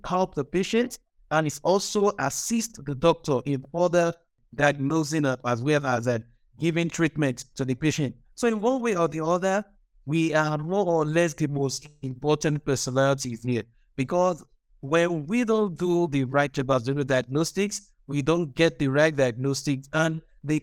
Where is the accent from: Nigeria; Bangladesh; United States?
Nigeria; from Nigeria